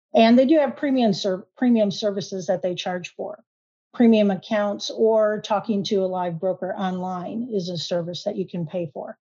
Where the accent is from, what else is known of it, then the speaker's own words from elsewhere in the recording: Michigan, United States; now in Oklahoma, United States; I actually am a transplant to Oklahoma. I grew up in Michigan